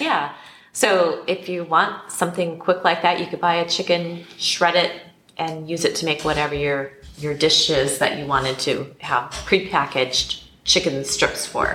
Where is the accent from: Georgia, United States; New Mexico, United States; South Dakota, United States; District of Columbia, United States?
South Dakota, United States; Black Hills of; now in Mexico; I grew up in the Black Hills of South Dakota